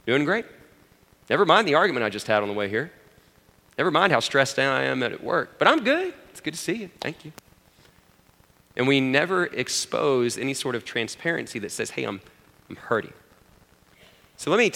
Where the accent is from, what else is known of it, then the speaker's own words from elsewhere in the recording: Abilene, Texas, United States; growing up in Abilene, I grew up Presbyterian